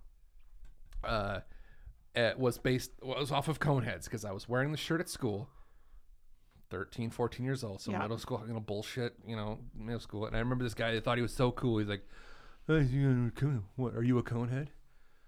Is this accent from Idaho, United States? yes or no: yes; Idaho, United States; also born or lived in California; I'm from Idaho.